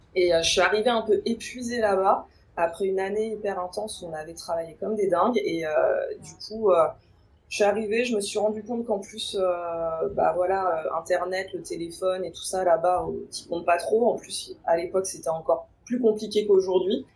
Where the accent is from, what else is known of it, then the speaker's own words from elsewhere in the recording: Paris suburbs, Île-de-France, France; j'ai toujours grandi en banlieue parisienne